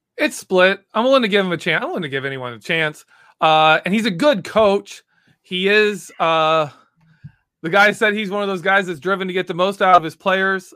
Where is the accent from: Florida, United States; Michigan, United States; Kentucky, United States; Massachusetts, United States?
Michigan, United States; I am from Michigan